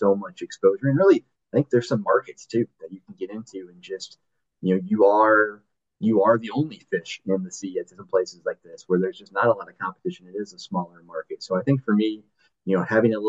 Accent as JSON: {"language": "English", "area": "near Lansing", "region": "Michigan", "country": "United States", "tie": "born or raised there", "moved": "as an adult", "lives_now": "Durham, United States", "said": "I grew up 15 minutes from Lansing"}